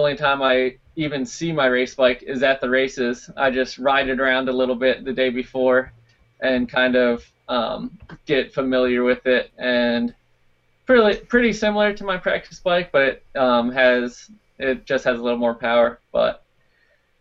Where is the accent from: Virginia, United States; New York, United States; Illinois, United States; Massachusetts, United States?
Virginia, United States; that's where I grew up in Virginia.